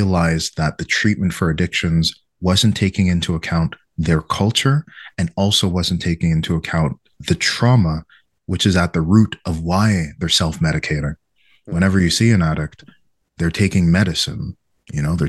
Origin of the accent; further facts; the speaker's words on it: Quebec, Canada; in my town where I was growing up, it was like 99% white Quebecois and 1% me